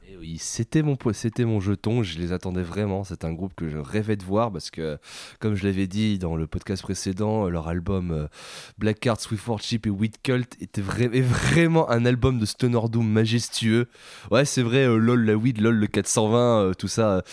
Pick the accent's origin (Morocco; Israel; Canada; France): France; on est français